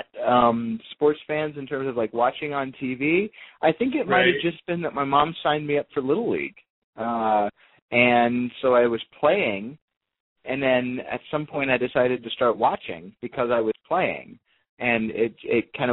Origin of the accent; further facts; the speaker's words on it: Monterey, California, United States; I grew up in the Monterey area mostly, and in California.